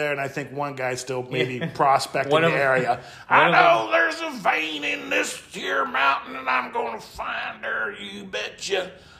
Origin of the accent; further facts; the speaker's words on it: Midwest, United States; moved away; also born or lived in Colorado; I grew up in the Midwest.